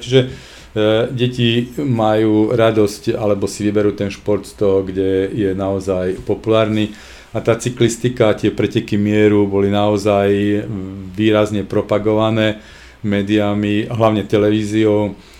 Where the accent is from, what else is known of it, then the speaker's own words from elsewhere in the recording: Košice, Košice Region, Slovakia; u nás v Košiciach